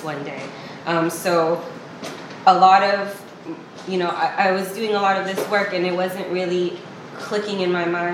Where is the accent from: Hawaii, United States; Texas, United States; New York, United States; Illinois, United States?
Hawaii, United States; Wailua; also born or lived in East Oakland, California; now in Oakland, United States; I was born and raised in Wailua, Hawaii